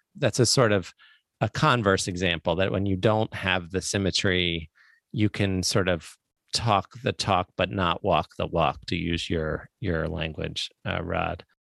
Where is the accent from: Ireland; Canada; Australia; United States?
United States; Baltimore, Maryland; I grew up in Baltimore